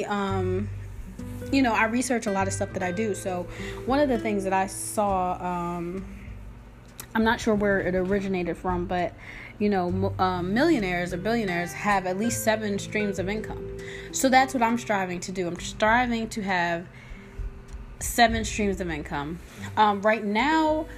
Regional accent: New Jersey, United States; now in Georgia, United States; I'm from Jersey

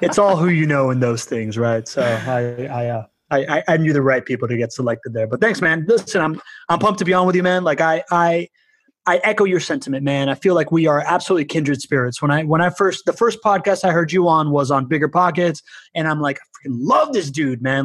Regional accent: Miami, Florida, United States; also born or lived in Spain / Venezuela; by the time that I was like nine years old and we moved back to Miami from Spain

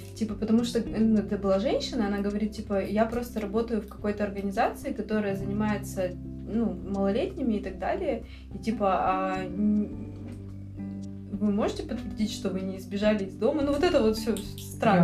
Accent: Russia; мы тут путешественницы из России

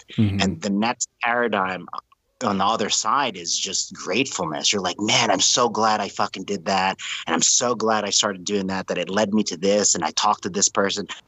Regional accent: New Orleans, Louisiana, United States; When I grew up in New Orleans, I was in high school

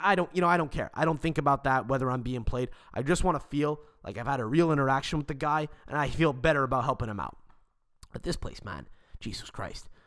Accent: Montreal, Quebec, Canada; we're actually from Montreal. We live in Montreal in Canada

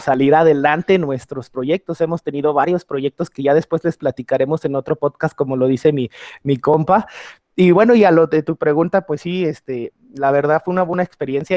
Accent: Mexico; sentirnos contentos y orgullosos como mexicanos

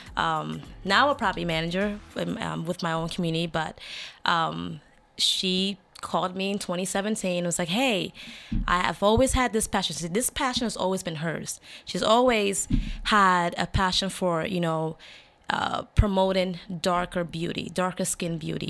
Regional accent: Limbe, Southwest Region, Cameroon; moved away; I am from Cameroon

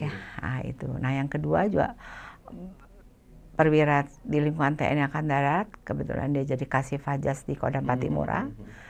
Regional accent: Bali, Indonesia; now in Jakarta, Indonesia; kami kan ya kami saya orang Bali

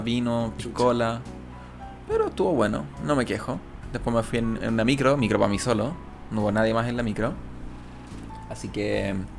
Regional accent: Chile; cómo hablamos los chilenos

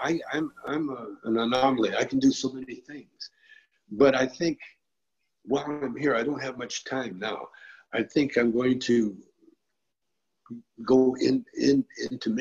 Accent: Calgary, Alberta, Canada; When I was a kid, I grew up in Calgary, Alberta, Canada

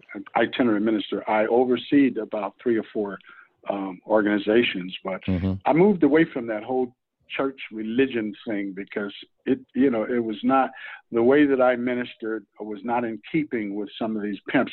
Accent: New York, United States; moved away as an adult; now in California, United States; I'm not from New York because I left New York when I was 19

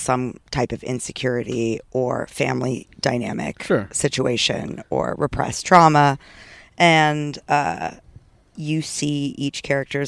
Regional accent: California, United States; growing up in California

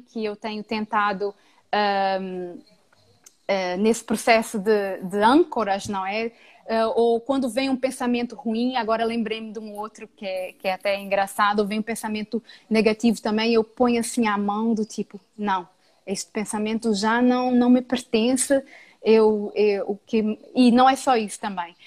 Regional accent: Brazil; now in Portugal; Que saudades que eu tenho de estar com os meus compatriotas

